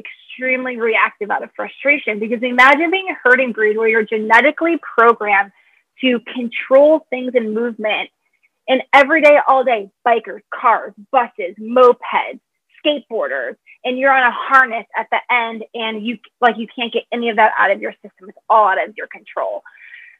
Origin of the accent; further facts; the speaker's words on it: Michigan, United States; now in Chicago, United States; I'm from Michigan.